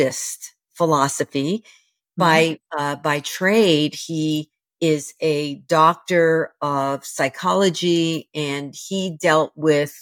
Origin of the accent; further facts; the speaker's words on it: New York City, New York, United States; I was raised in the New York City housing projects